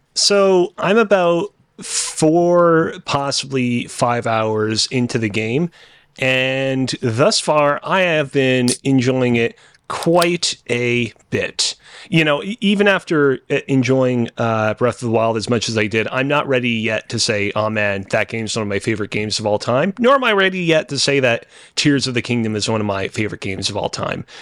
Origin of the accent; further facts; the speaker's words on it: Canada; as a Canadian